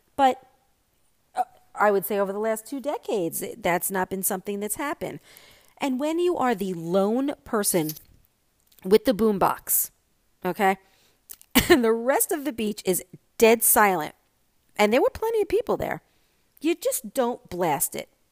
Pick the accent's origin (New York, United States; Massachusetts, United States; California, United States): New York, United States; now in Florida, United States; I am a New Yorker and I'm a New York driver